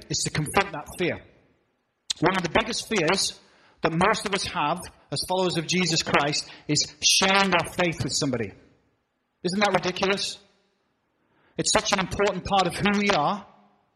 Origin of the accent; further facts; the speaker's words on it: England, United Kingdom; now in New England, United States; I'm from Old England.